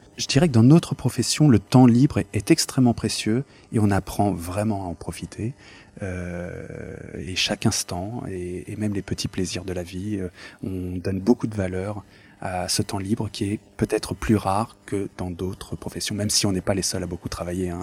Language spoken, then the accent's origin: French; France; Je suis né en France, euh, j'ai été à, l'école publique française, euh, républicaine